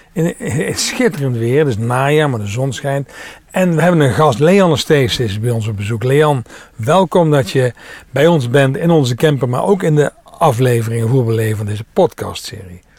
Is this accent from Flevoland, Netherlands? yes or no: no; Limburg, Netherlands; now in North Brabant, Netherlands; ik kom daar zelf ook vandaan